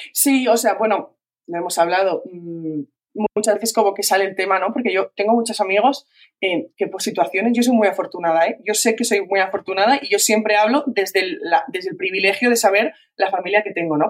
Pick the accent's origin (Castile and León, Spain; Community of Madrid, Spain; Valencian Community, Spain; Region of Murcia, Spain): Valencian Community, Spain; soy de Valencia, soy valenciana